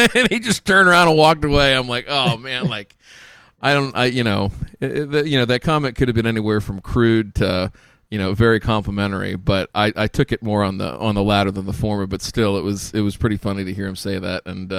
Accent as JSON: {"language": "English", "region": "Midwest", "country": "United States", "said": "we're from the Midwest."}